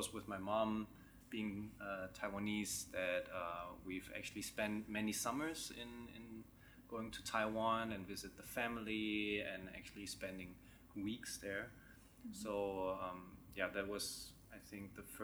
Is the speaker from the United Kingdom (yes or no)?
no; Mannheim, Baden-Württemberg, Germany; moved away as an adult; also born or lived in Hangzhou, China; now in Shanghai, China; I'm from Mannheim